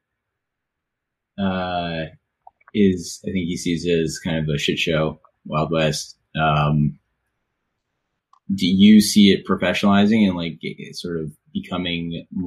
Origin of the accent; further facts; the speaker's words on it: Canada; as a Canadian